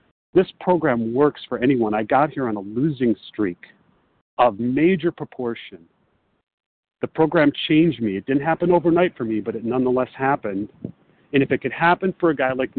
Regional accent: Chicago, Illinois, United States; also born or lived in Los Angeles; I'm from Chicago, but I'm calling from Los Angeles

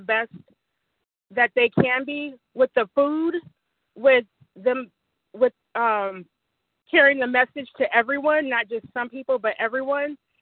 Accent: Detroit, Michigan, United States; I'm from Detroit. It's mostly black

